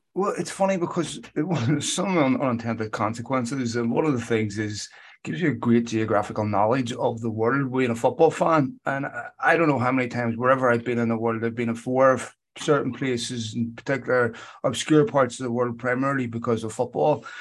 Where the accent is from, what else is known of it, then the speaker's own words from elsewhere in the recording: Belfast, Northern Ireland, United Kingdom; growing up in Belfast